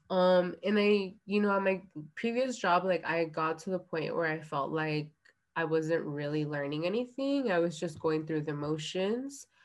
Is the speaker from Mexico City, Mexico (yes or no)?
no; Guerrero, Mexico; Like I come from Guerrero, which is one of the poorest states in Mexico.